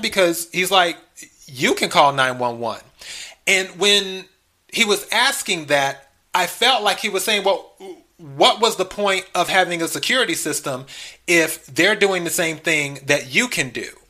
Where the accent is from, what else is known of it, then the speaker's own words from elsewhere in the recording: the Carolinas, United States; also born or lived in Los Angeles, California; now in Texas, United States; I'm originally from the South. I'm originally from the Carolinas, and of course Texas. I'm in the South.